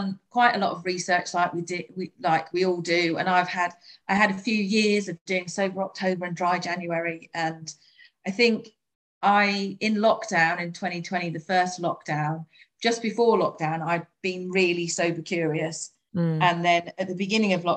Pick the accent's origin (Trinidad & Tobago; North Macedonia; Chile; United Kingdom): United Kingdom; we're British